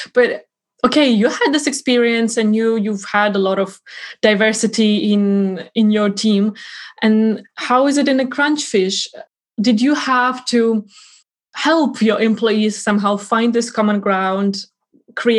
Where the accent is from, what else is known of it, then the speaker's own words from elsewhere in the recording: Ukraine; I'm from Ukraine myself